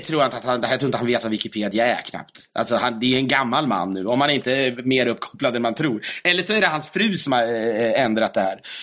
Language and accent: Swedish; Sweden; Vi svenskar